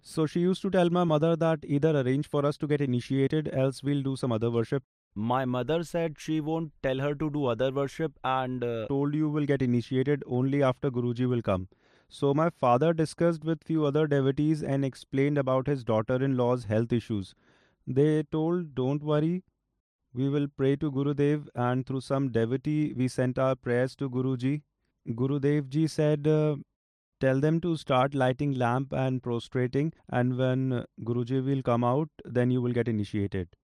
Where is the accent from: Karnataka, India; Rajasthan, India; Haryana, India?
Haryana, India; Pehowa; I am from Tehsil Pehwa, Zilla Kurukshetra